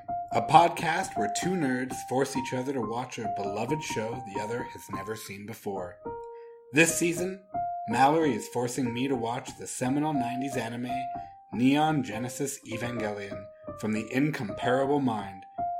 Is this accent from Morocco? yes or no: no; Canada; We are Canadian.